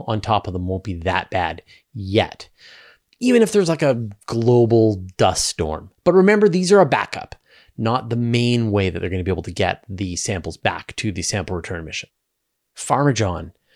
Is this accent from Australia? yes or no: no; Vancouver, British Columbia, Canada; there was a big observatory in my hometown in Vancouver